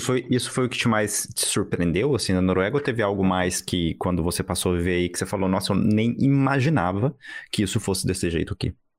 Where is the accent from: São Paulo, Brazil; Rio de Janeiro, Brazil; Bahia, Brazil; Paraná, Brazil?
São Paulo, Brazil; now in Berlin, Germany; eu sou de São Paulo. Assim, eu, não, eu não é. nasci em São Paulo, mas eu sou de São Paulo também.